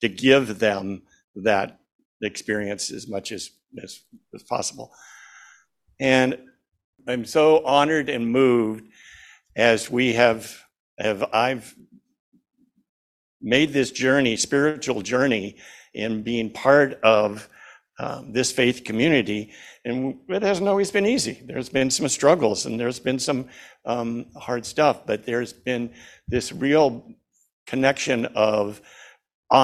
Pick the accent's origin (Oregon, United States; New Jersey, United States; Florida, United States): Oregon, United States; Junction City; moved away as an adult; also born or lived in Seattle / Lopez Island; I grew up in Junction City, about 45 miles from here, a small town